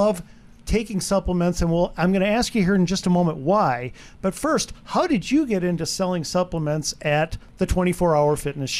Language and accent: English; Wisconsin, United States; Okay, now I'm from Wisconsin.